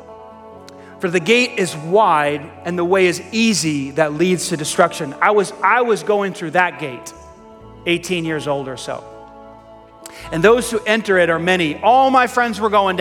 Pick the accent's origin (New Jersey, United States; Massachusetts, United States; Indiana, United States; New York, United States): New York, United States; New York City; I grew up in Staten Island. Staten Island, New York is infamous for the dump.